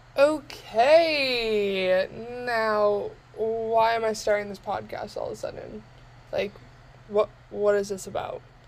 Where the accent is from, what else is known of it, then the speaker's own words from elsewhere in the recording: Bay Area, Northern California, United States; moved away as an adult; now in Arizona, United States; I was born and raised in Northern California, the Bay Area